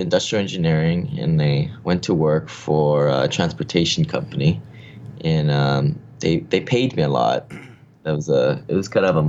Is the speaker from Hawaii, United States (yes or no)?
yes; Honolulu, Hawaii, United States; also born or lived in Seattle, Washington; So I grew up here in Honolulu.